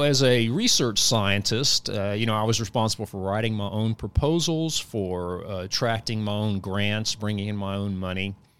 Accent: Tunica, Lula, Rich area, Mississippi, United States; moved away as an adult; also born or lived in Clarksdale, Mississippi / Austin, Texas / Washington State; now in Huntsville, United States; I was born and raised in Mississippi, born in Clarksdale, Mississippi, grew up in the Tunica, Lula Rich area.

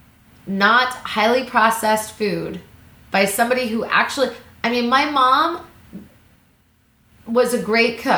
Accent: Missouri, United States; I grew up in Missouri.

